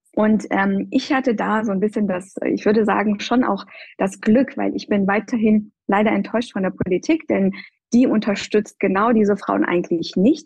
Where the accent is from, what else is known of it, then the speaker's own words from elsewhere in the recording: Iran; also born or lived in Göttingen, Germany; now in Germany; stamme ich ja ursprünglich aus dem Iran